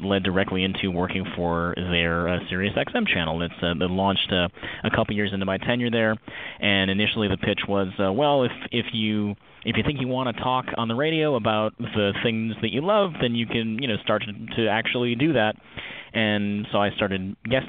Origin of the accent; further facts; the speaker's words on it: Connecticut, United States; I am originally from, I grew up in suburban Connecticut.